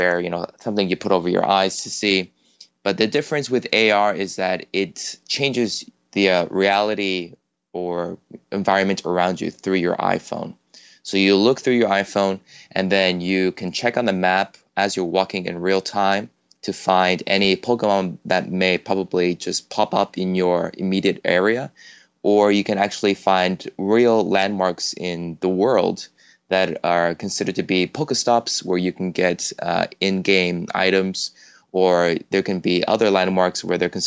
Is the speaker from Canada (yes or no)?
yes; Toronto, Ontario, Canada; moved away as an adult; now in South Korea; I'm originally from Toronto, Canada. I've been living in Korea for the past 10